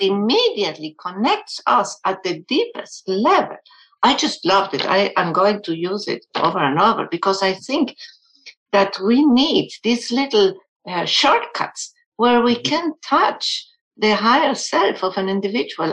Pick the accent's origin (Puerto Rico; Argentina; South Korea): Argentina; first language German; English is a second language; now in United States; my uh, first language was German, but I grew up in a Spanish speaking country in Argentina, and now I'm in the US